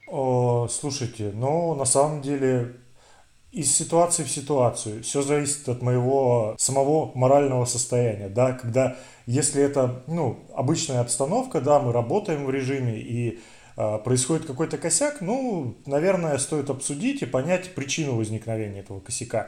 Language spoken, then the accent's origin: Russian; Siberia, Russia; Мы, сибиряки